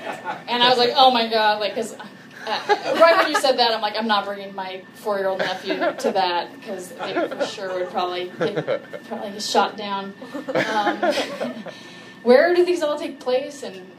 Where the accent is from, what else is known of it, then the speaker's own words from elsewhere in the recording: California, United States; I'm from California.